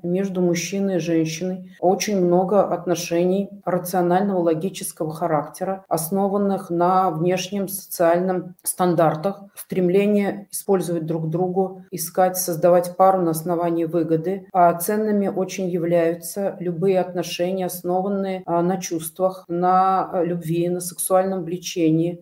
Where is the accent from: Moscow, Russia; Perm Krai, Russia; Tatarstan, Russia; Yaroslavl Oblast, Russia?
Tatarstan, Russia; я родилась э, в Татарстане